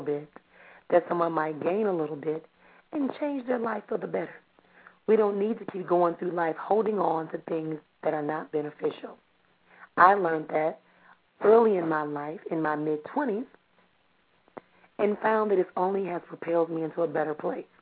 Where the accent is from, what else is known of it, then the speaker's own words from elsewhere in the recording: Milwaukee, Wisconsin, United States; from Milwaukee here in my hometown